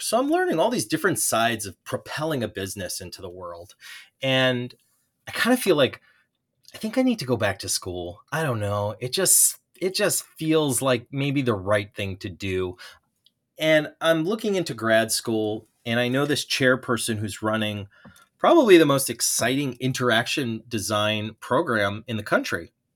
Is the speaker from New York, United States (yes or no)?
yes; Long Island, New York, United States; growing up on Long Island